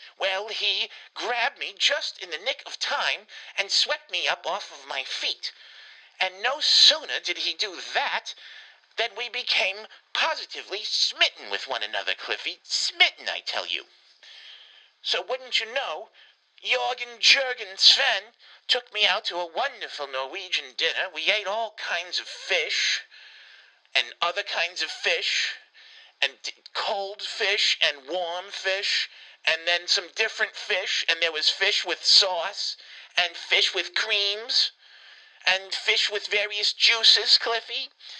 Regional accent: Winston-Salem, North Carolina, United States; being, of course, as you know, from Winston-Salem, as you can tell, I'm clearly from Winston-Salem

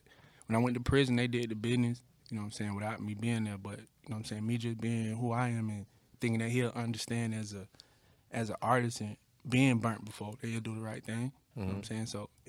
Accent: Atlanta, Georgia, United States; Yeah, I'm from Atlanta for real.

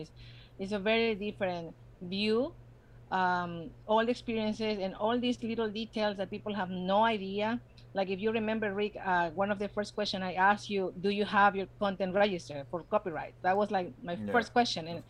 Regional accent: Ecuador; English is a second language; moved away as an adult; also born or lived in New Jersey; now in United States; I was born in the States. Family reasons, I was brought to Ecuador when I grew up. And then in 2006, I came back.

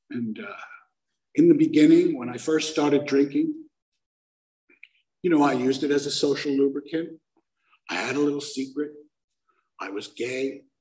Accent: Brooklyn, New York, United States; I'm from Brooklyn. We don't do gnarly things.

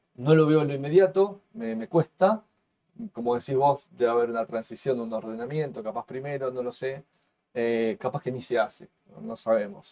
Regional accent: Argentina; como argentinos

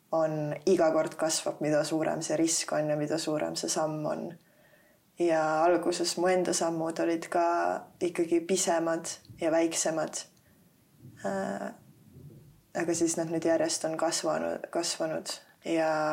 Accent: Tallinn, Harju County, Estonia; also born or lived in South Estonia; ma olen kasvanud siin Tallinnas üles

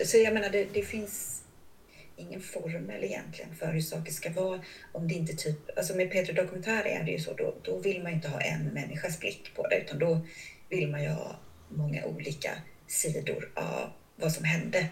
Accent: Kalmar, Kalmar County, Sweden; jag är ju uppväxt utanför Kalmar, en förort som heter Smeby

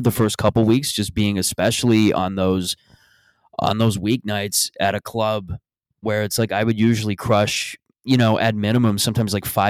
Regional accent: Mississauga, Ontario, Canada; moved away; When I go back to Mississauga next, I'm thinking of just walking into my hometown bar

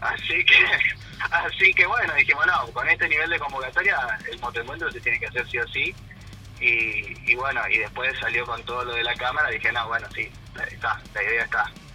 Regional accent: Córdoba, Argentina; now in Paso de la Patria, Argentina; yo soy de Córdoba y me vine a vivir acá

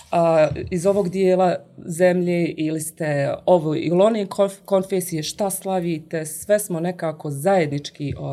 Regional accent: Livno, Federation of Bosnia and Herzegovina, Bosnia & Herzegovina; also born or lived in Germany; jer se ja vraćam u malu sredinu, to je moj rodni grad Livno

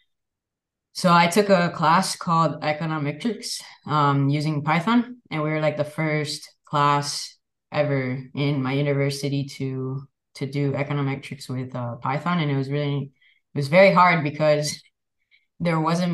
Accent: Miami, Florida, United States; where I grew up in Miami, Florida

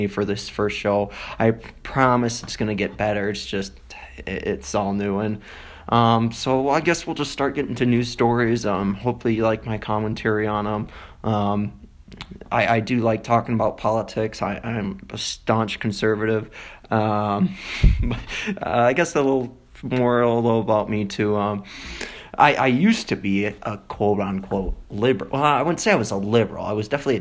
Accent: DeForest, Wisconsin, United States; moved away as an adult; now in Colorado Springs, United States; I was born in Wisconsin, more specifically DeForest.

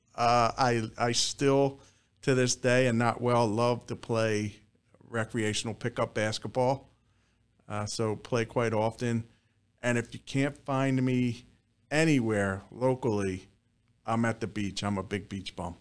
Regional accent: Southampton, Pennsylvania, United States; I'm a Bucks County native. Actually, we're sitting in the town that I grew up in Southampton

